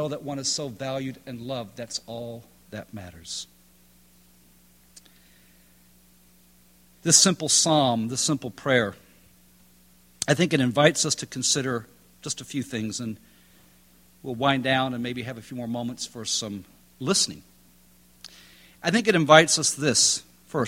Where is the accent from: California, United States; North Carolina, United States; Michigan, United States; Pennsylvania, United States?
North Carolina, United States; High Point; I'm from High Point, North Carolina.